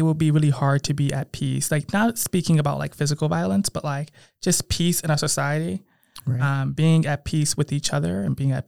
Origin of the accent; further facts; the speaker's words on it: Bridgeport, Connecticut, United States; moved away; I come from Bridgeport. You know, I have a strong hometown pride.